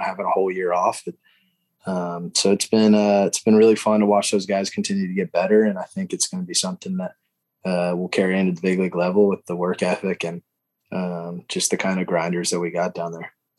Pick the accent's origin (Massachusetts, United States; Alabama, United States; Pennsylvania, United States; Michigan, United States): Alabama, United States; growing up in Alabama